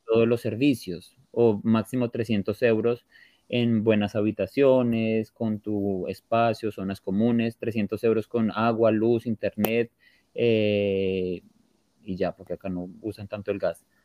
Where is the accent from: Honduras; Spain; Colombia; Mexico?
Colombia; moved away as an adult; now in Portugal; yo salí de Colombia